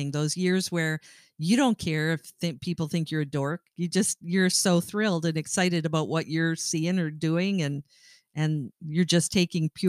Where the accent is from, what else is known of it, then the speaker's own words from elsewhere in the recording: Great Lakes area, Midwest, United States; we come from the Midwest and we come from the Great Lakes area